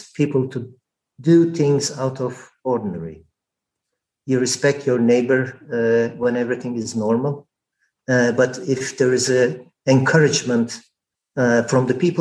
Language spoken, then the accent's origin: English; Turkey; moved away; I am Turkish.